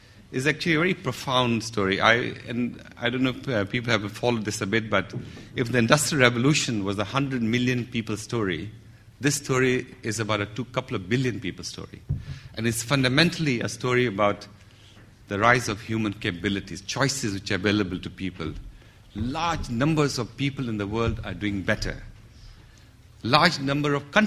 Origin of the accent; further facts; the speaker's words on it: Pakistan; I'm a Pakistani as well